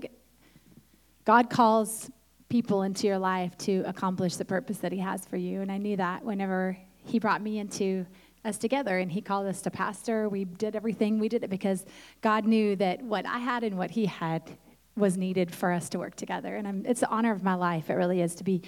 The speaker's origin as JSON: {"language": "English", "town": "Tulsa", "region": "Oklahoma", "country": "United States", "tie": "born or raised there", "said": "I grew up in Tulsa, Oklahoma, which is the Midwest."}